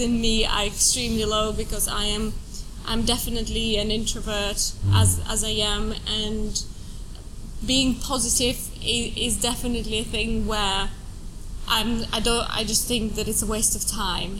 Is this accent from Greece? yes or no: no; Estonia; moved away as an adult; also born or lived in Finland / France / Italy / Brazil; now in United Kingdom; I was born in Estonia. Uh, I come from a Russian family. I grew up in Estonia, and then I went to uni in Finland